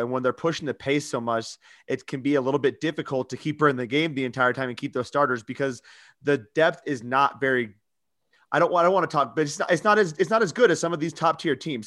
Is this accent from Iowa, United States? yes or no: yes; Newton, Iowa, United States; I'm from Newton